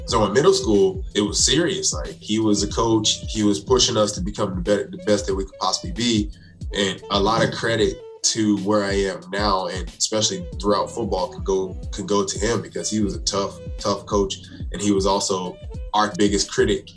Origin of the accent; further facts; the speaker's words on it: South Carolina, United States; moved away as an adult; now in New Jersey, United States; I'm originally from South Carolina.